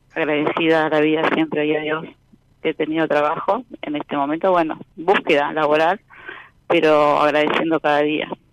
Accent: Boulogne, Buenos Aires Province, Argentina; Soy de Boulogne, zona norte, Buenos Aires.

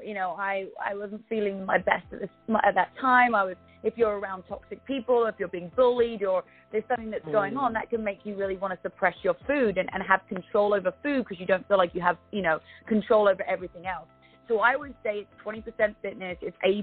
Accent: United Kingdom; accent: British; moved away as an adult; my British accent

